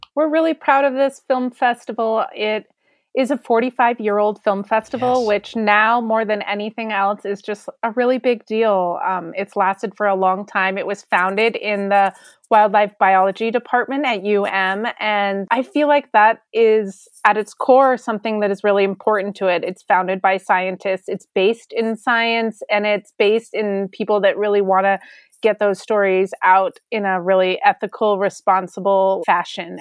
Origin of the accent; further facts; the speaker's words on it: Denver, Colorado, United States; I grew up in Denver, Colorado